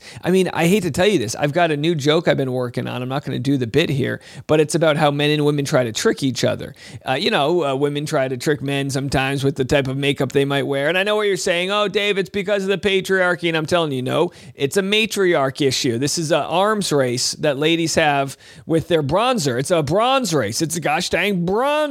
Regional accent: Newport, Rhode Island, United States; moved away; Newport, Rhode Island, my hometown

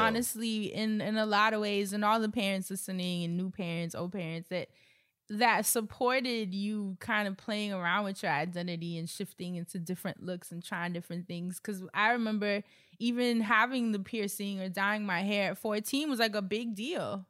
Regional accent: New York, United States; growing up in New York

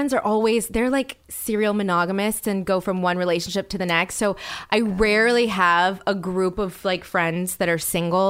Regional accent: the South, United States; I'm from the South.

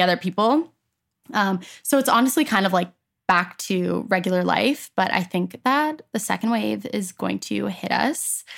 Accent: Edmonton, Alberta, Canada; also born or lived in Toronto, Ontario, Canada; when I was ten, I moved to Edmonton, Alberta

